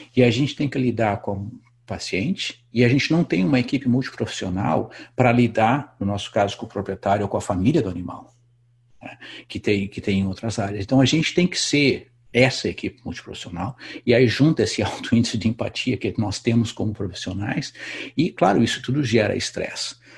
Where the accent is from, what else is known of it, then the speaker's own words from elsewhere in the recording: Brazil; moved away as an adult; faz 20 anos que eu saí do Brasil